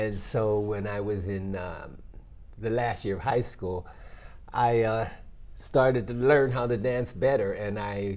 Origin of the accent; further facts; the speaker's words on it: Homestead, Pennsylvania, United States; moved away as an adult; now in Japan; I was born in Pittsburgh, Pennsylvania, because it's actually a town called Homestead, Pennsylvania